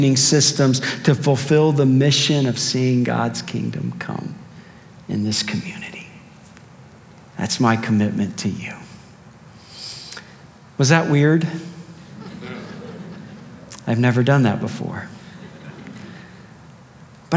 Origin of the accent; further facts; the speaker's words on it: Cardinal country, Midwest, United States; I grew up in Cardinal country